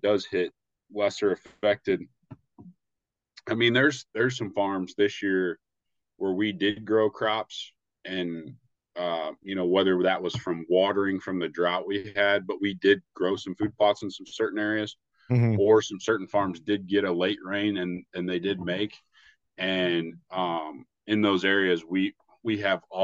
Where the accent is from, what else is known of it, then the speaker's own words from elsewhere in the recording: Southern Illinois, United States; now in Iowa, United States; where I grew up in Southern Illinois